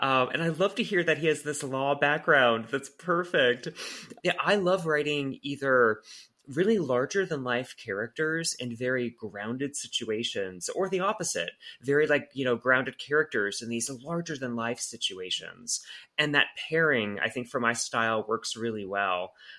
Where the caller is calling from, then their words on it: Atlanta, Georgia, United States; Yeah, I'm joining you from Atlanta, Georgia.